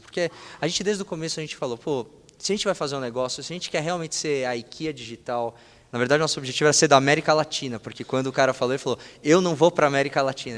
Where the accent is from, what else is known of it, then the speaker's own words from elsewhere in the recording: Brazil; somos brasileiros